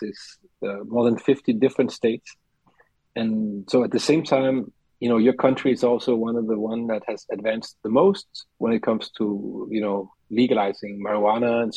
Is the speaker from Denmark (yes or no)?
yes; Denmark; born or raised there; English is a second language; moved away as an adult; now in Paris, France